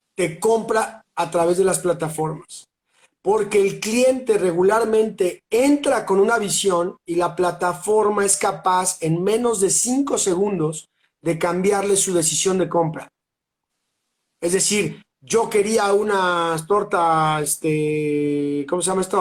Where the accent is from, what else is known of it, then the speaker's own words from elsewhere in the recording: Mexico City, Mexico; now in Cholula, Mexico; soy un chilango de corazón, pero vivo al pie del cañón aquí en Cholula